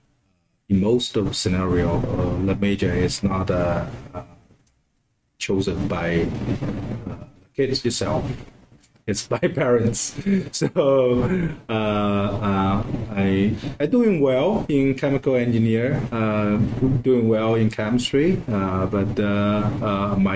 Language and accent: English; China; moved away as an adult; now in United States; I was born in China, and which is a province very close to Shanghai